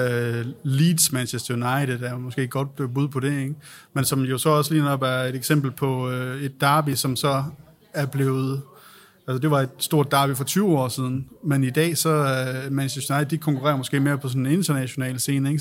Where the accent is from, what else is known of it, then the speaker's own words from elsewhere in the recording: Aalborg, North Denmark Region, Denmark; Jeg er selv fra Aalborg